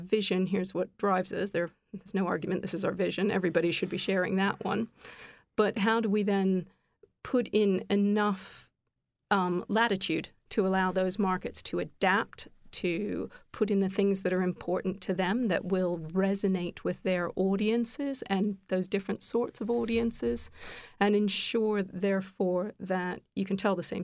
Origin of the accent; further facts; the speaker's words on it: Canada; now in United Kingdom; I'm actually Canadian, but living here in the UK